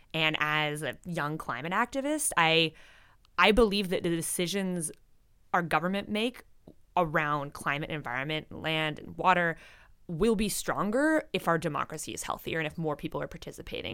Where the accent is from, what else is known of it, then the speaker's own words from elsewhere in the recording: British Columbia, Canada; as a British Columbian